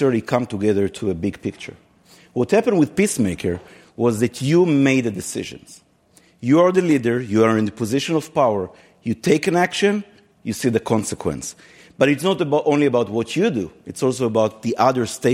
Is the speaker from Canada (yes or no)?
no; Israel; moved away as an adult; now in United States; I came from Israel 12 years ago, and I lived in the United States since then